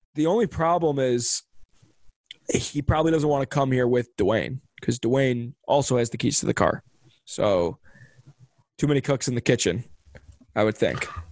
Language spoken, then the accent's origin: English; Chicago, Illinois, United States; we're from Chicago. Like I grew up going to Northwestern games